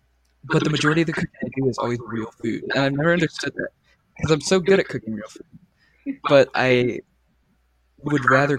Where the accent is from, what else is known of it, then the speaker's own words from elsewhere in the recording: Slater, Missouri, United States; also born or lived in Marshall; now in Tipton, United States; I consider my hometown Marshall, but I'm actually originally from Slater.